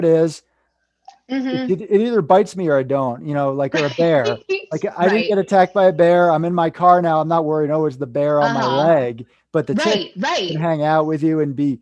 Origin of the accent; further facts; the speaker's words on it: Northeast, United States; moved away; I come from Lyme disease capital back in the Northeast